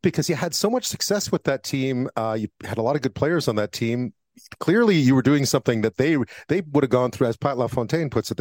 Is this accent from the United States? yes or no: no; Montreal, Quebec, Canada; growing up in Montreal